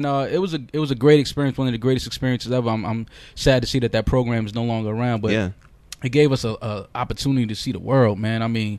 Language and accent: English; New York City, New York, United States; I grew up on Creston and Fordham